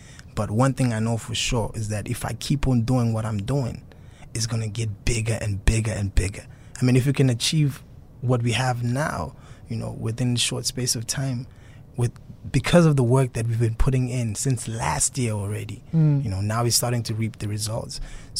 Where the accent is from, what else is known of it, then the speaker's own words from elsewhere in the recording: South Africa; first language Xhosa; English is a second language; But in Isixhosa, obviously, it's my mother tongue, so it's easier.